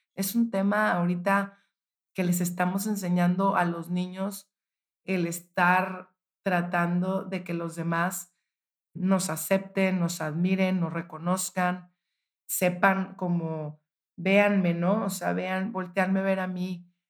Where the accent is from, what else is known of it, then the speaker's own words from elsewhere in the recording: Monterrey, Nuevo León, Mexico; yo soy de Monterrey